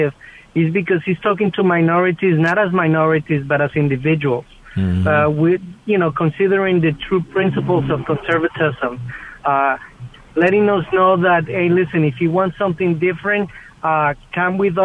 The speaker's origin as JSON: {"language": "English", "country": "Colombia", "moved": "yes", "lives_now": "Moonachie, United States", "said": "I'm originally from Colombia."}